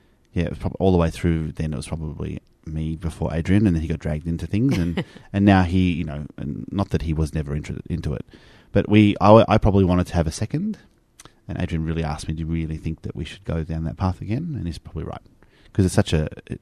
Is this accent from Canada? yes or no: no; Australia; Because you're Australian by descent and we're both Australian, so he was naturalised then.